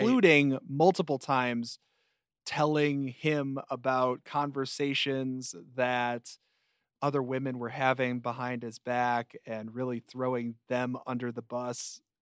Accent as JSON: {"language": "English", "town": "Chicago", "region": "Illinois", "country": "United States"}